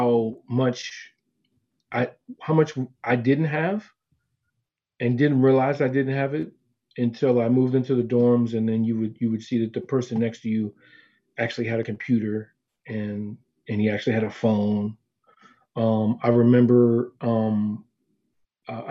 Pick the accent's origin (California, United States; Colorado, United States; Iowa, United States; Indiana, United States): California, United States; we're from California